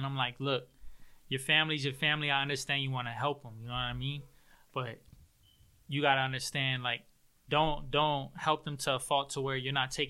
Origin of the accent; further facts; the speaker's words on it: Melbourne, Victoria, Australia; I was raised in Melbourne.